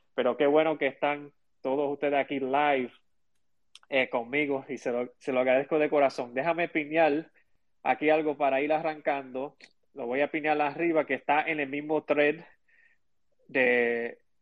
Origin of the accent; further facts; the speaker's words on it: Chicago, Illinois, United States; now in Puerto Rico; vivo, ¿verdad?, e, en Puerto Rico eh, y em, me crié en Chicago